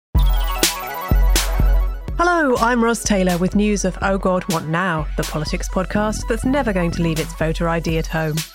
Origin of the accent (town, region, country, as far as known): England, United Kingdom